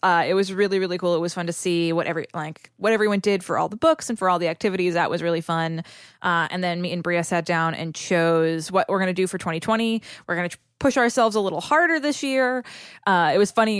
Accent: New England, United States; I'm from New England

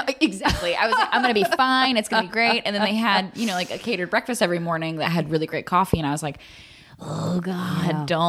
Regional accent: Arkansas, United States; moved away; See, I'm from Arkansas.

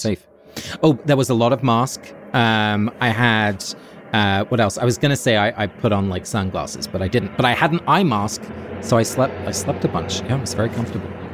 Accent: Forest Row, South East England, United Kingdom; moved away as an adult; also born or lived in New York City; now in New York, United States; I'm calling in from my hometown, of, uh, Forest Row in Sussex. So I'm in England

